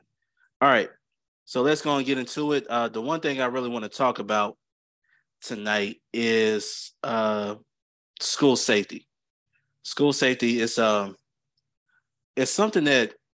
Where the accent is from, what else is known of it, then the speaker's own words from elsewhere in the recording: Clarksville, Tennessee, United States; I'm from Clarksville, Tennessee, which is 45 minutes away from Nashville.